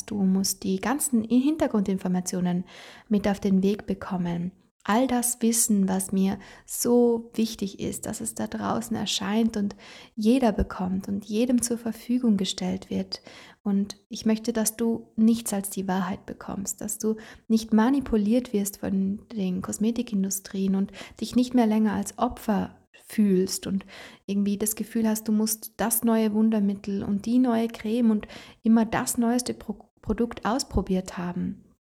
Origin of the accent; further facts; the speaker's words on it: Trentino-Alto Adige, Italy; da, wo ich herkomme, aus Italien, aus Südtirol, da habe ich eine sehr intensive Ausbildung gemacht.